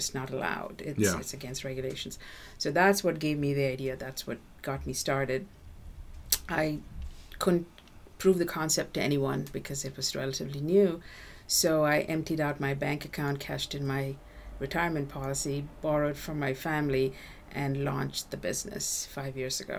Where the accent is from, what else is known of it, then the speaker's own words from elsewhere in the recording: Windham, New Hampshire, United States; my hometown of Windham